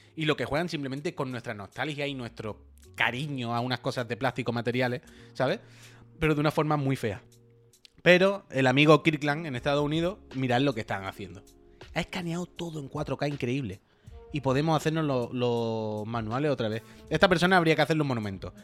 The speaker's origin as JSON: {"language": "Spanish", "town": "La Línea de la Concepción", "region": "Andalusia", "country": "Spain", "moved": "yes", "lives_now": "Barcelona, Spain", "said": "yo soy de la línea"}